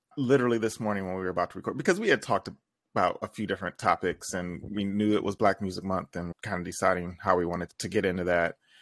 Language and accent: English; Toledo, Ohio, United States; born or raised there